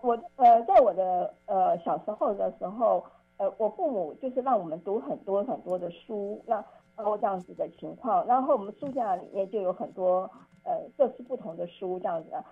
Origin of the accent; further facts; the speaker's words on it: Taipei, Taiwan; 我当时的国中我念的是当时一个明星一中学，就是台北的金华女中